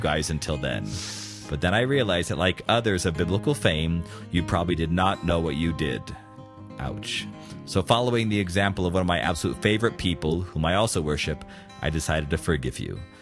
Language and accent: English; United States; I'm patriotic about being American